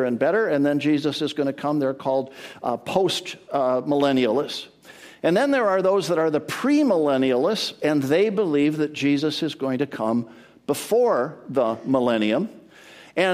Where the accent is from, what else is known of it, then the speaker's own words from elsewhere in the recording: Edmonton, Alberta, Canada; now in Edmonds, United States; I grew up in Edmonton, Alberta, Canada, the land of the frozen chosen.